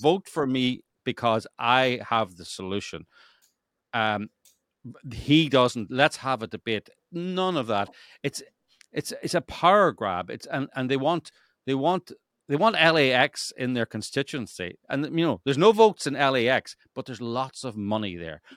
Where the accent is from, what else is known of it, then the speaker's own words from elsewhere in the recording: Northern Ireland, United Kingdom; now in Los Angeles, United States; I come from Northern Ireland, which was a gerrymandered state